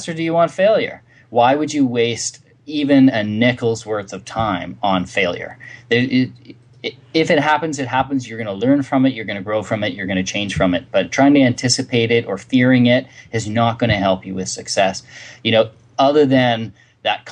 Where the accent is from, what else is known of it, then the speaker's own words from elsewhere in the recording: Canada; we're Canadians